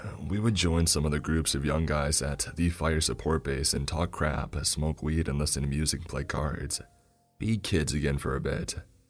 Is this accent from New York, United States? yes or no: yes; Brooklyn, New York, United States; I'm from Brooklyn. I used to think these summers there were hot, but this was something else.